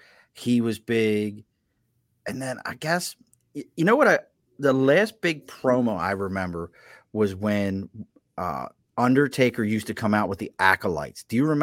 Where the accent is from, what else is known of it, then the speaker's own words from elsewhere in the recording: Baltimore, Maryland, United States; where I grew up at in Baltimore, it was the drummer for the Bengals was from my neighborhood.